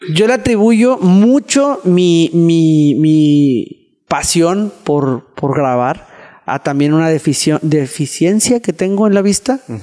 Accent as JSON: {"language": "Spanish", "country": "Mexico", "said": "estaba pasando como buen mexicano"}